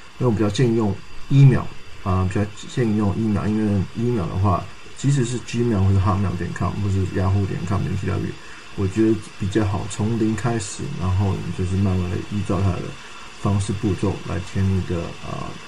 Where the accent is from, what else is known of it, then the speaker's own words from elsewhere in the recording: Canada; 啊，我是一个从加拿大来的华侨。